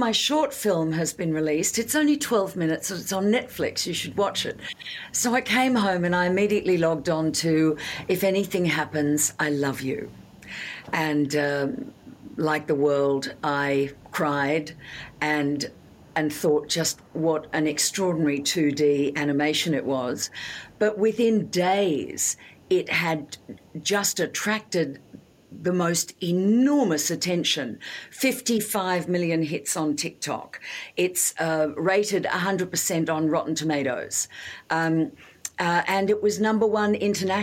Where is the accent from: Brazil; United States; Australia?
Australia; as an Australian